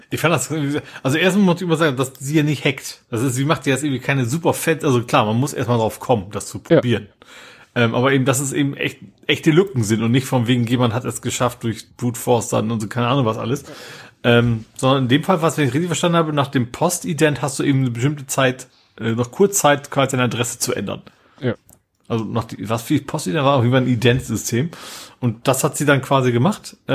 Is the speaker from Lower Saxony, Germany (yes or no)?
yes; Lohne, Lower Saxony, Germany; ich gehe mal in mein Heimatdorf. Ich kann es mal nennen, das ist Lohne.